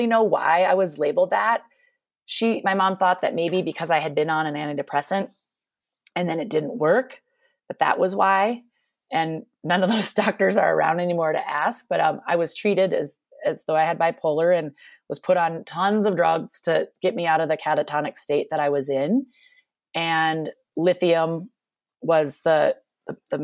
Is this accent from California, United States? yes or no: no; Minnesota, United States; now in Eagle-Vail, Colorado, United States; I grew up in Minnesota, which you may hear my accent from time to time during this podcast